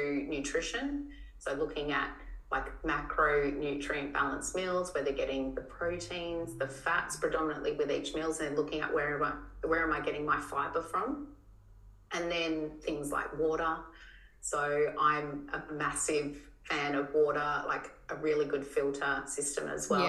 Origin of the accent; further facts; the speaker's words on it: Tasmania, Australia; moved away; where I grew up in Tassie